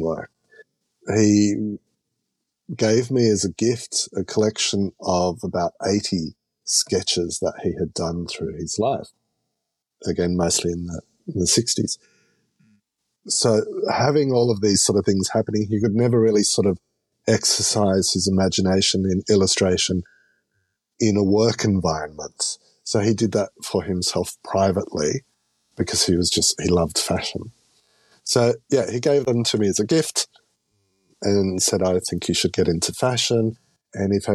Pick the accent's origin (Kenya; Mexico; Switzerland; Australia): Australia; I'm Australian